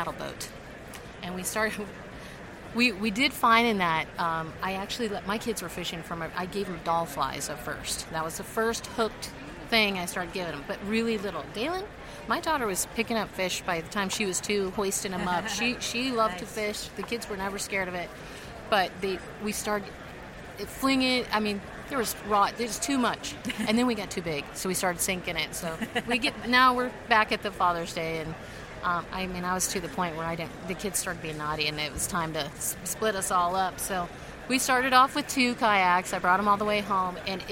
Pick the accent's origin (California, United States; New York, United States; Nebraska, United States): Nebraska, United States; I'm from Nebraska, so I mean it's kind of a quiet place.